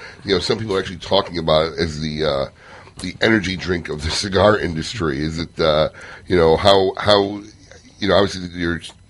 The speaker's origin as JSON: {"language": "English", "town": "Chicago", "region": "Illinois", "country": "United States", "tie": "born or raised there", "moved": "yes", "lives_now": "Florida, United States", "said": "I grew up in Chicago."}